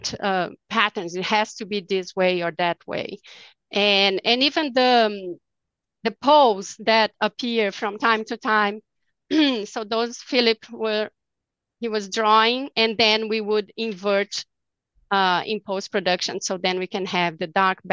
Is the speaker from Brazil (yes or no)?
yes; Brazil; now in Dallas, United States; I'm from Brazil